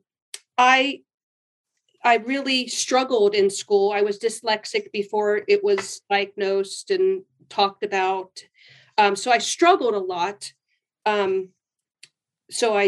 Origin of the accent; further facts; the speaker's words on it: Canton, Ohio, United States; moved away as an adult; now in Gilroy, United States; I was born and raised in Canton, Ohio. I've been in California about over 30 years